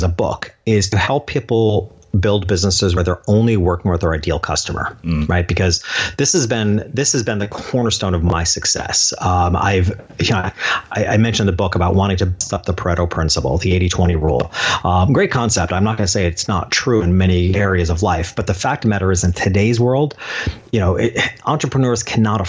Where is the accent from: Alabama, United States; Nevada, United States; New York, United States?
New York, United States; in my hometown, this little country town 2 hours north of New York City